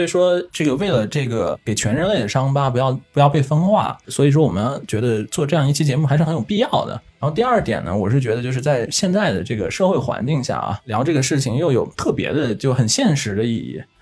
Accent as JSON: {"language": "Chinese", "country": "China", "said": "作为中国人"}